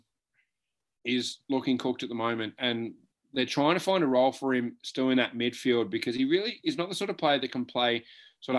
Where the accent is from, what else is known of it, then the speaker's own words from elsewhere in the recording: Victoria, Australia; we are both from Victoria